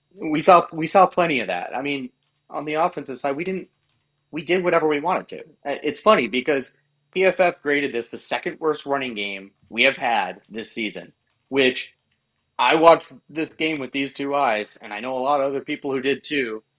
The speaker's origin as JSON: {"language": "English", "region": "Massachusetts", "country": "United States", "tie": "born or raised there", "said": "I grew up in Massachusetts."}